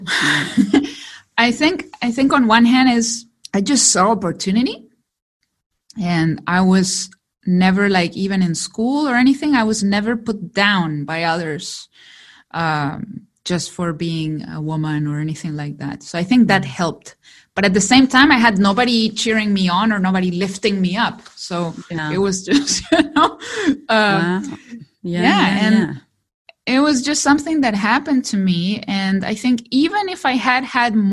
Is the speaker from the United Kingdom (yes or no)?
no; Chile; English is a second language; me who comes from Chile? English is my second language.